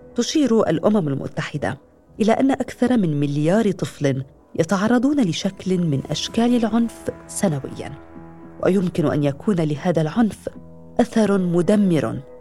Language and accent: Arabic; Aleppo, Aleppo Governorate, Syria; من حلب